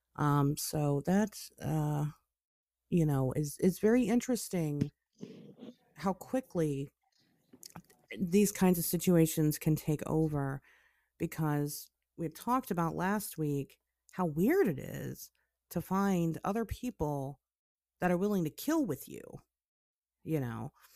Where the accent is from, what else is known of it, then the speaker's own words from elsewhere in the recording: Springfield, Ohio, United States; moved away; I grew up in Springfield, I, I lived there, um, for, you know, half of my life